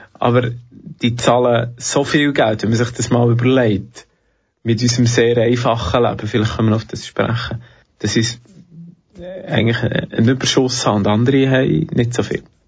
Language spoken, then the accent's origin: German; Switzerland; Ich komme aus der Schweiz, ich habe den roten Pass